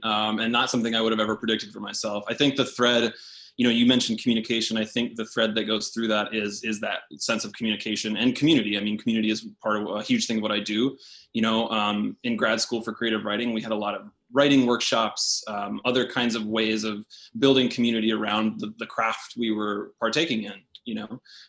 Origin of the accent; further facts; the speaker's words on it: Knoxville, Tennessee, United States; So I would say home for me is in East Tennessee. So Knoxville, Tennessee, in the Smoky Mountains kind of area. I grew up there from about middle school, seventh grade, through undergraduate college